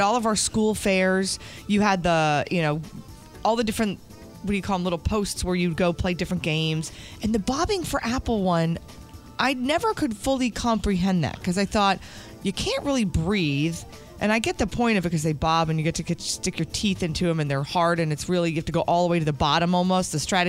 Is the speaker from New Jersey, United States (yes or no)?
yes; New Jersey, United States; when I grew up in New Jersey.